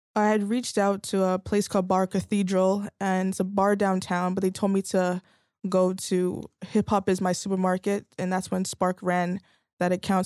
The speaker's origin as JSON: {"language": "English", "town": "Vaughan", "region": "Ontario", "country": "Canada", "tie": "born or raised there", "said": "I actually grew up in Vaughan"}